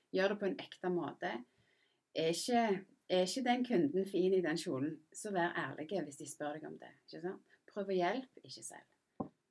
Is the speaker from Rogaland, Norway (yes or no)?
yes; Randaberg, Rogaland, Norway; moved away as an adult; also born or lived in England / United States / London; jeg er jo født og oppvokst på Randaberg